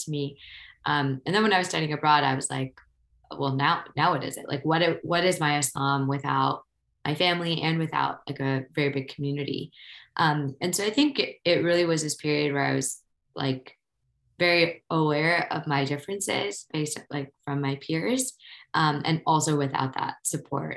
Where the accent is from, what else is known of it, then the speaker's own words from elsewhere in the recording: Ohio, United States; moved away as an adult; also born or lived in New York; I grew up in Ohio